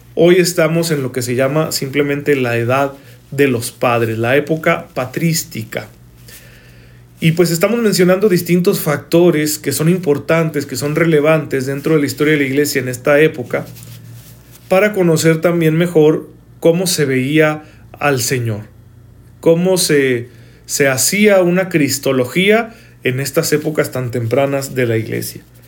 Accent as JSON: {"language": "Spanish", "country": "Mexico", "said": "para nosotros como mexicanos"}